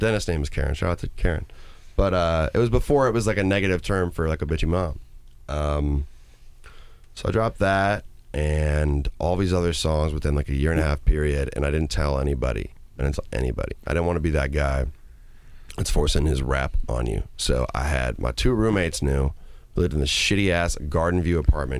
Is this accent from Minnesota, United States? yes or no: yes; Minnesota, United States; moved away as an adult; also born or lived in Madison, Wisconsin; I grew up in a nice part of Minnesota